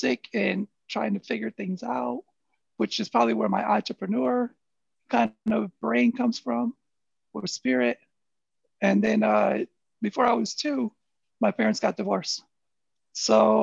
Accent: Flint, Michigan, United States; growing up in Flint

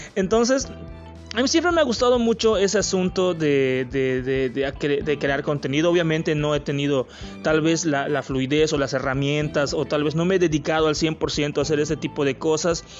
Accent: Yucatán, Mexico; soy de México, de un estado que se llama Yucatán, que está al sureste de México

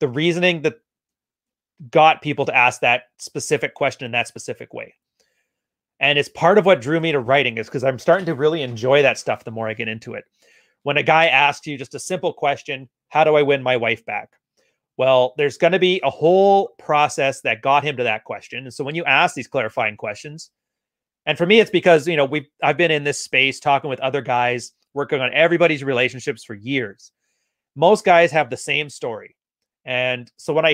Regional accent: Alberta, Canada; I'm technically from Alberta originally, which is our Alabama

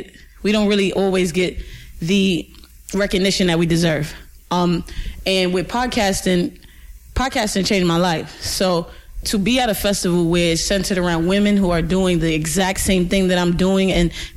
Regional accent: New York City, New York, United States; I'm from Brooklyn, New York

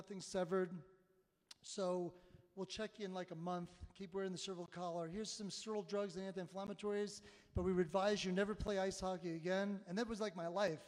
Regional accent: Long Island, New York, United States; now in Colorado Springs, United States; I grew up in Long Island, New York

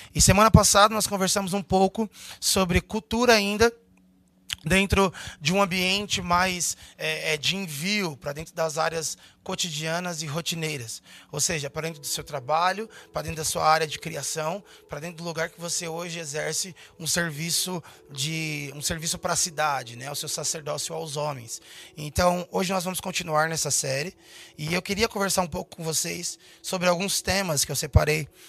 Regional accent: São Paulo area, Brazil; born or raised there

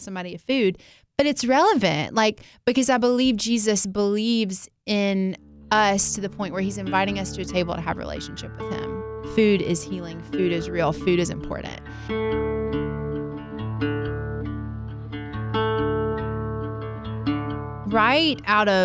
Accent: the South, United States; growing up in the South

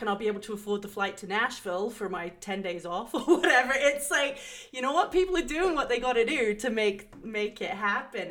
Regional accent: England, United Kingdom; moved away; growing up in England

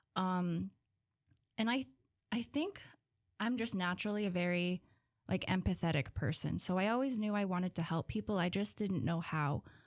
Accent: Huslia, Alaska, United States; I'm from Huslia

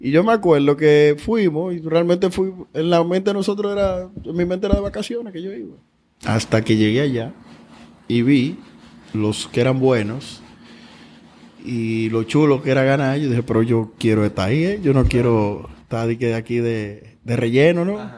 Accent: Dominican Republic; born or raised there

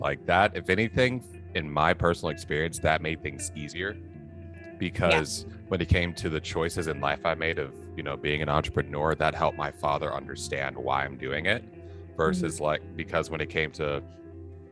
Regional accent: United States; we're both from the United States, within American culture

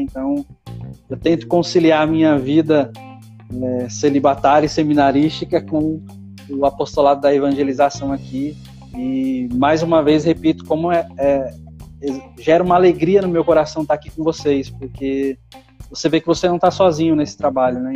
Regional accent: São Paulo, Brazil; moved away as an adult; eu sou natural de São Paulo, é São Paulo capital.

